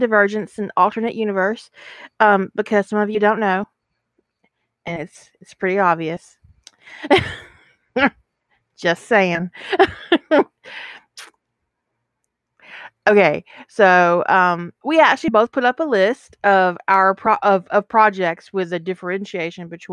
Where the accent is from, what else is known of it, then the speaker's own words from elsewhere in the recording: United States; I'm an American